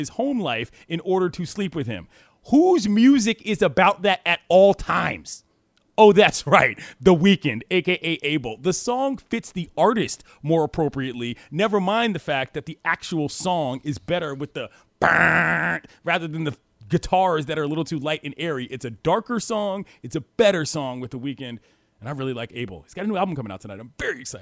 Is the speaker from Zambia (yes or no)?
no; East Coast, United States; I'm from the East Coast. This is just how people talk where I'm from